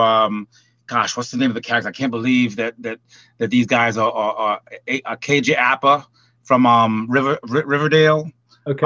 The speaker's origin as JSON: {"language": "English", "town": "Port-au-Prince", "region": "Ouest", "country": "Haiti", "also_born_or_lived": "California / Hollywood", "moved": "yes", "lives_now": "Atlanta, United States", "said": "I'm originally from Port-au-Prince, Haiti."}